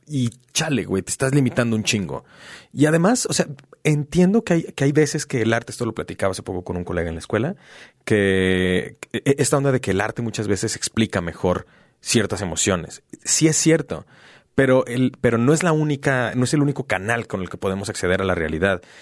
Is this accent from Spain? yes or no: no; Mexico; ¿Qué chingado significa ser mexicano? Porque no soy español, pero tampoco soy indígena